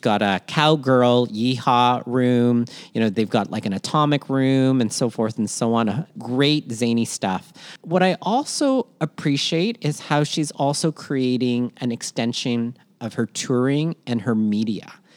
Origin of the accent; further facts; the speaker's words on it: Toronto, Ontario, Canada; also born or lived in Manila, Philippines; born in Manila, Philippines, raised in Toronto, Canada, and schooled all over southwestern Ontario